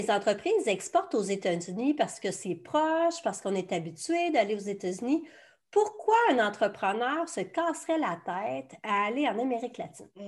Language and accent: French; Peru; Pour moi, eh, les autres marchés explorés, ça pourrait être le Chili, le Pérou, mon pays d'origine